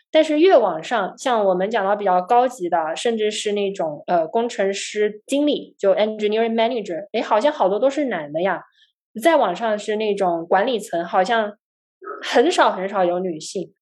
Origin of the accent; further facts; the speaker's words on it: Guangzhou, Guangdong, China; moved away as an adult; also born or lived in Canada / United States; 我呢是在广州长大的，我大学呢在加拿大的滑铁卢大学学习计算机科学